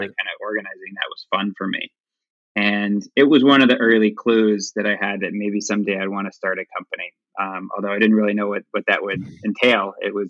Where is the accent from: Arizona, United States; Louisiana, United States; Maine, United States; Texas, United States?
Texas, United States; Dallas; I'll start by saying I grew up in Dallas, Texas, and nobody really guesses that because I guess I don't have a Texas accent anymore.